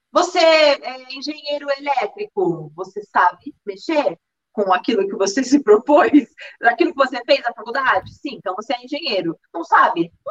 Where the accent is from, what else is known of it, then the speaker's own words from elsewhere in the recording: Maranguape, Ceará, Brazil; sou da cidade de Maranguape